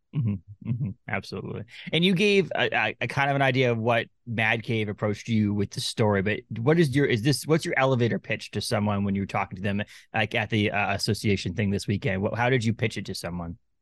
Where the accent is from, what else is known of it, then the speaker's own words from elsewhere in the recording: Newburyport, Massachusetts, United States; moved away as an adult; also born or lived in Lowell, Massachusetts / Haverhill, Massachusetts / Andover, Massachusetts; now in Maine, United States; I was born in Newburyport